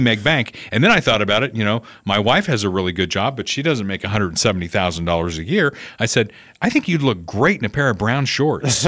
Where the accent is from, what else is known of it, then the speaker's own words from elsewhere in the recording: Evansville, Indiana, United States; moved away; my hometown of Evansville